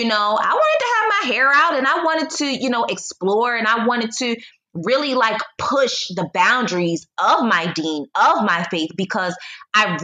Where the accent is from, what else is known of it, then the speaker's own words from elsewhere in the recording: United States; also born or lived in Poland / China / Egypt; now in Mexico; Although I am a Black American, I still am an American